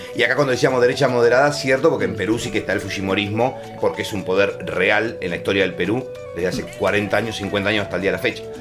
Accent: Necochea, Buenos Aires Province, Argentina; Yo soy oriundo de Necochea

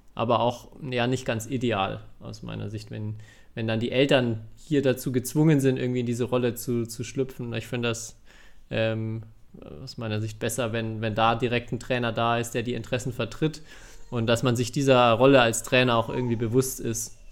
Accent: Bavaria, Germany; ich komme zwar aus Bayern

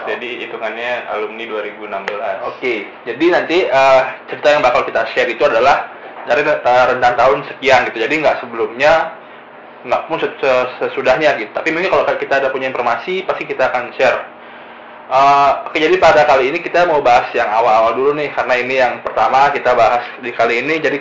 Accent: Singaraja, Bali, Indonesia; dari Singaraja

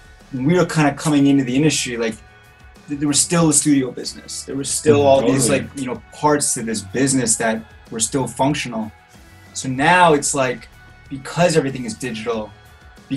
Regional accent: Cleveland, Ohio, United States; moved away; I'm from Cleveland, Ohio. Born and raised, city of rock and roll.

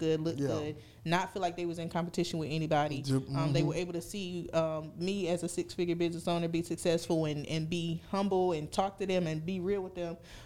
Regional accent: Fayetteville, United States; I'm from East Fayetteville

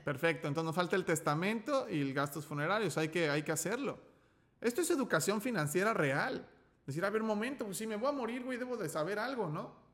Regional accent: Mexico; also born or lived in León, Guanajuato; como nací en México, yo hablo español

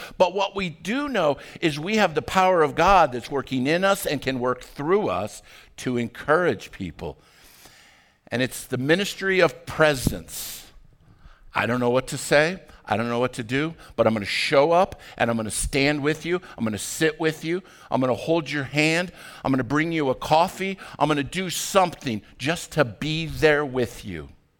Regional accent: Arvada, Colorado, United States; When I was growing up in Arvada, I went to high school at Arvada High School

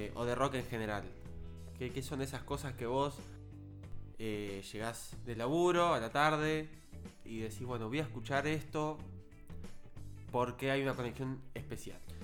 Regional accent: Buenos Aires Province, Argentina; yo soy del conurbano zona sur de Gran Buenos Aires

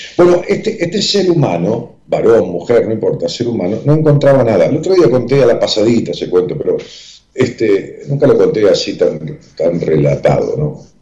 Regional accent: Ramos Mejía, Buenos Aires Province, Argentina; el grupo que nos reuníamos allá en, mi pueblo, en Ramos Mejía

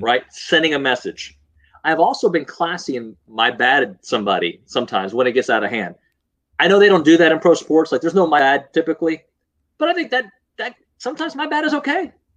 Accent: Houston, Texas, United States; growing up in Houston

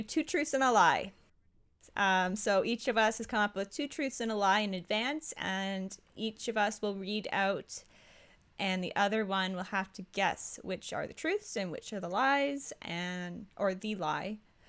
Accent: Ottawa, Ontario, Canada; I grew up in Ottawa.

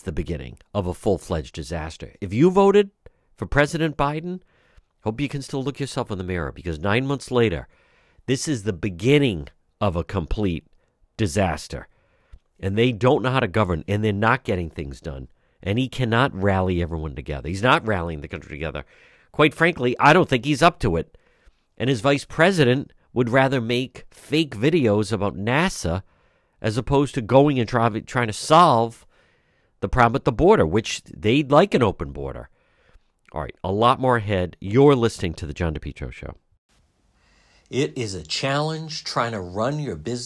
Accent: Cranston, Rhode Island, United States; I grew up in Edgewood

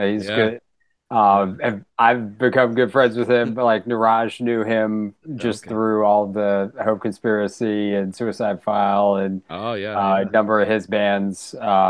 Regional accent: Richmond, Virginia, United States; like in Virginia, it was kind of like you went to shows and like in growing up in Richmond, we

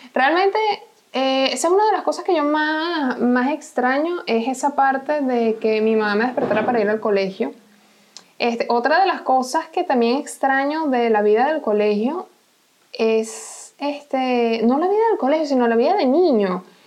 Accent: Venezuela; moved away

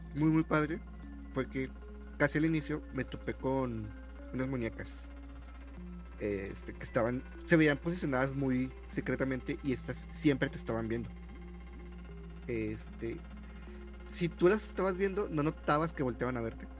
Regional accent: Mexico; somos mexicanos

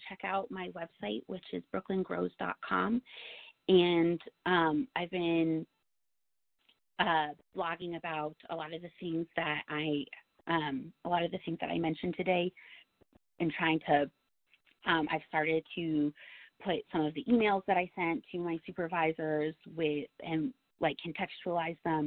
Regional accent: New York, United States; I'm a New Yorker through and through, this is my state

